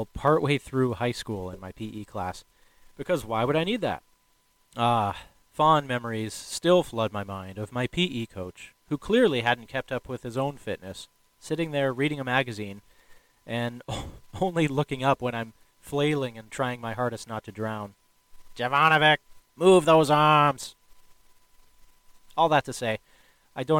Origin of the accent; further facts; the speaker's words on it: Chicago, Illinois, United States; now in Washington State, United States; I grew up in Chicago, Illinois